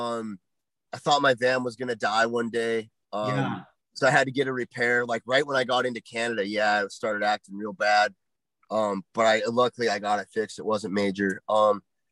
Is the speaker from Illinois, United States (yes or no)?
no; Montana, United States; moved away as an adult; I grew up in Montana, which is like small mountain state